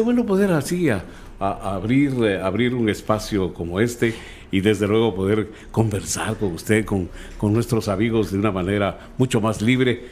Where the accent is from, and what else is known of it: Guatemala City, Guatemala Department, Guatemala; born or raised there; also born or lived in Jutiapa, Guatemala / Chiquimula, Guatemala